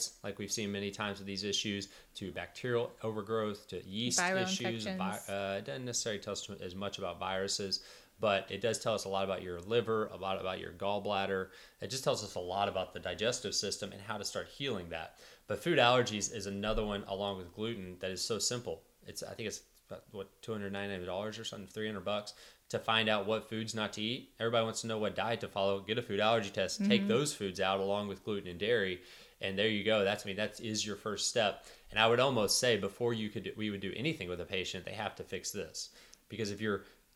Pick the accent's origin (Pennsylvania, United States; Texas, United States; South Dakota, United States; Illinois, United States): Texas, United States; I'm from Texas